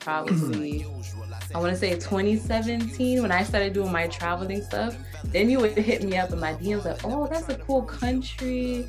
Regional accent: New York City, New York, United States; I'm from the Bronx.

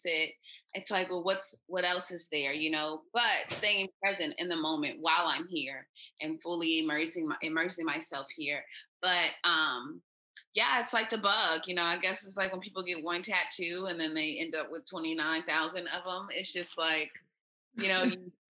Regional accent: United States; accent: American; moved away as an adult; also born or lived in Thailand; I'm Jamaican with my American accent and passport

